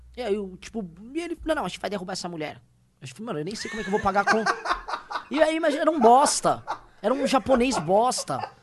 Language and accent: Portuguese; Brazil; nós brasileiros